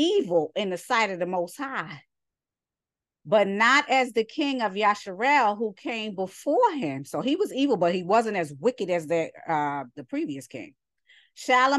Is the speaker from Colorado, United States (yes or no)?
no; New York, United States; I'm from New York, but I'm a New Yorker.